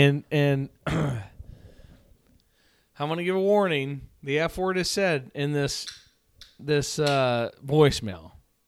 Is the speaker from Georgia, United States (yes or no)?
no; Sidney, Iowa, United States; Sydney, obviously my hometown.